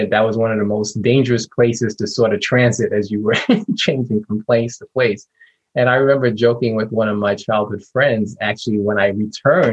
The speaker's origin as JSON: {"language": "English", "town": "New York City", "region": "New York", "country": "United States", "tie": "born or raised there", "said": "I grew up in Brooklyn"}